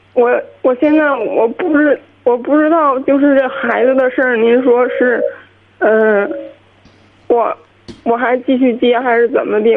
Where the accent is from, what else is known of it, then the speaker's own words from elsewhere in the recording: Qinhuangdao, Hebei, China; 我是秦皇岛的